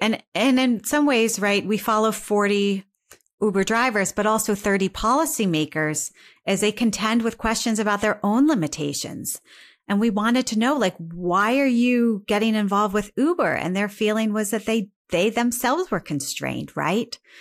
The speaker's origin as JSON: {"language": "English", "region": "Northeast Ohio", "country": "United States", "moved": "yes", "said": "I'm from Northeast Ohio"}